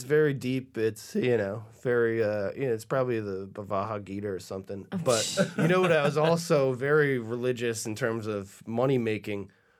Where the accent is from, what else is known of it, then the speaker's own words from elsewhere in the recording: New Hampshire, United States; I remember being a kid growing up in New Hampshire.